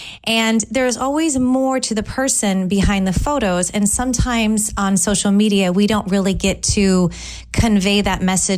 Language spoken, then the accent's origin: English; San Francisco Bay Area, California, United States; now in Tampa, United States; I'm originally from the San Francisco Bay Area. I have lived in Tampa for 17 years. I moved here in 2003, and I absolutely love it here.